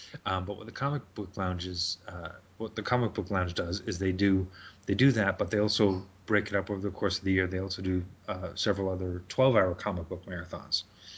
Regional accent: Toronto, Ontario, Canada; also born or lived in Montreal / Brampton; Yeah, so I spent some quality time in Brampton, then moved to Toronto. Now I'm east of Toronto because I just didn't want to raise my kids in Toronto.

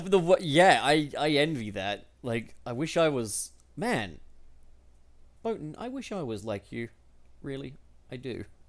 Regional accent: United Kingdom; as a British person

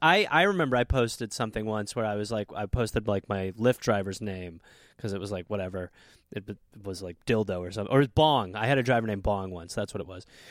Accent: Brown Deer, Wisconsin, United States; moved away; I say I'm from Milwaukee

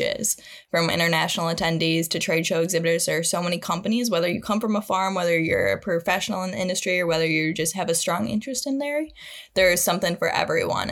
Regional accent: Mason, Michigan, United States; I'm originally from Mason, Michigan, where I grew up on kind of a small hobby farm

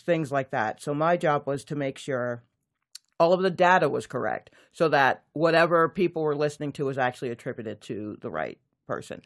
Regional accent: Atlanta, Georgia, United States; also born or lived in New York; I grew up in Atlanta, Georgia.

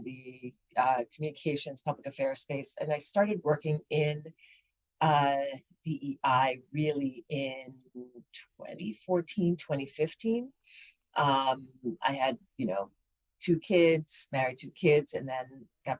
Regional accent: New York, United States; Born and raised in New York to West African parents.

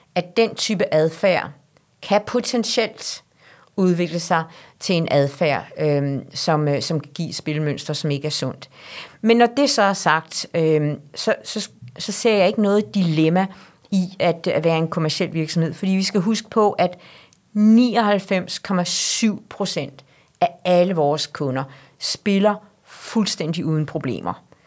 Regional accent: Denmark; os som danskere

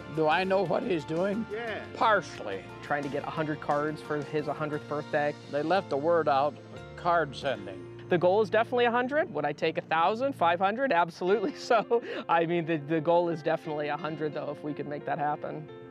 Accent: Lexington, Ohio, United States; I was raised in Lexington, Ohio, small village.

